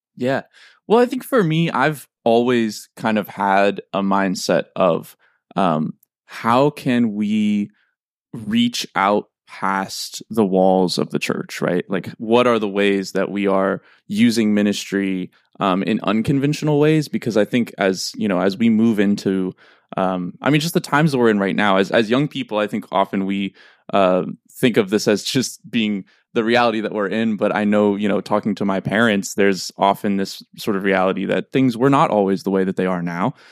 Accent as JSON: {"language": "English", "town": "St. Louis", "region": "Missouri", "country": "United States", "also_born_or_lived": "New York", "moved": "as an adult", "said": "I am from Saint Louis, Missouri"}